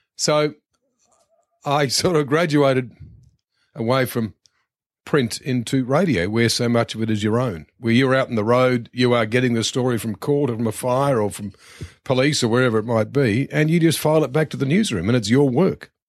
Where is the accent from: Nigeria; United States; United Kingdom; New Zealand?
New Zealand; Christchurch, Canterbury; moved away as an adult; also born or lived in Wellington; now in Australia; started working my hometown newspaper, the Christchurch Press